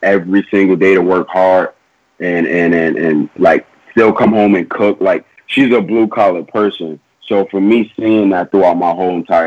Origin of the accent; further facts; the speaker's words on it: New York City, New York, United States; growing up in Queens, I'm from South Jamaica Houses